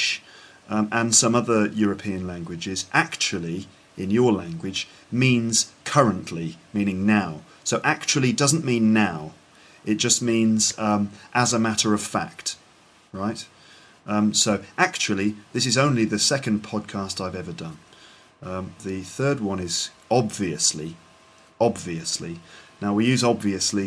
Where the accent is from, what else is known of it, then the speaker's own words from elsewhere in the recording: England, United Kingdom; I'm English